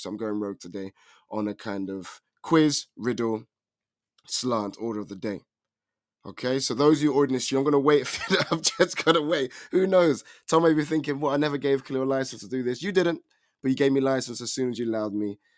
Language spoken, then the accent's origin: English; England, United Kingdom; I am from England